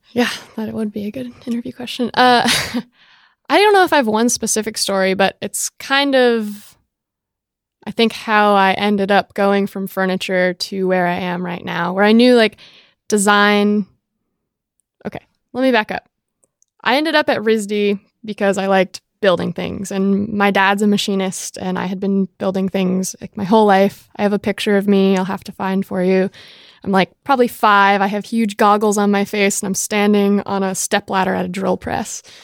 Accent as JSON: {"language": "English", "town": "Jamestown", "region": "Rhode Island", "country": "United States", "tie": "born or raised there", "said": "i was born and raised in rhode island jamestown rhode island one mile by nine mile island in the center of narragansett bay"}